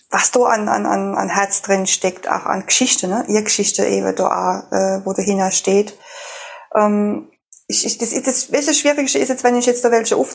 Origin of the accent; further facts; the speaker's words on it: Rhineland-Palatinate, Germany; also Herzensfrau, Frau, auch Pfälzer Lady, so wie ich auch. Wir kommen beide aus der Pfalz.